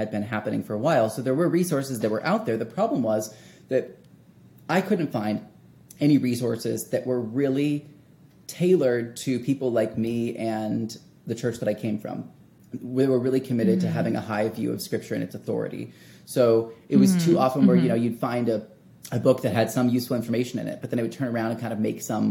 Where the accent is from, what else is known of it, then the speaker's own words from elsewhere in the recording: Wichita, Kansas, United States; a different church in my hometown of Wichita, Kansas